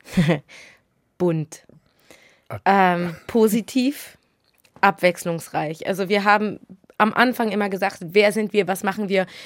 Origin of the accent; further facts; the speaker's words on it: Sylt, Schleswig-Holstein, Germany; moved away as an adult; now in Hamburg, Germany; aufgewachsen. Also meine ersten 20 Jahre habe ich da verbracht.